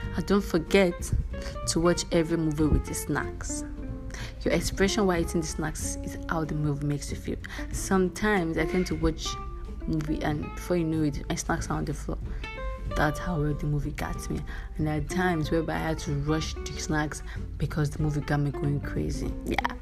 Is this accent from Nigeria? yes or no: yes; Nigeria; I'm a Nigerian